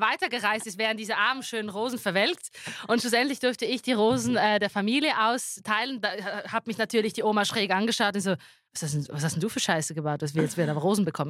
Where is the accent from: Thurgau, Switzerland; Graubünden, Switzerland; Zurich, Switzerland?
Zurich, Switzerland; also born or lived in Schwamendingen; also ich als Zürcherin bin dort im Exil noch bis 13. Dezember